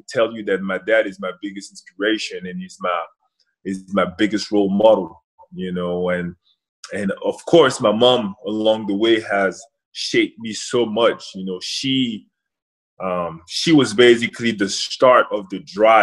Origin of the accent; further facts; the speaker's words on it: Rouen, Normandy, France; now in Washington, United States; Obviously grew up in France. Rouen, it's my hometown